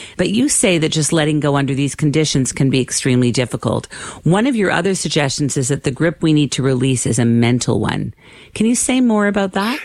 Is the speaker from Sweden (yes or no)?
no; Canada; I'm Canadian